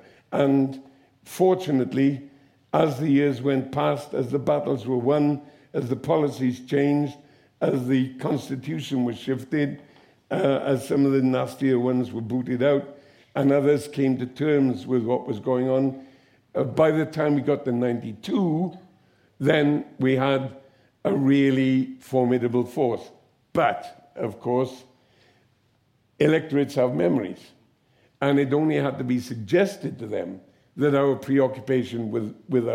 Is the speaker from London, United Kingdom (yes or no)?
no; the Valleys, Wales, United Kingdom; you're from the valley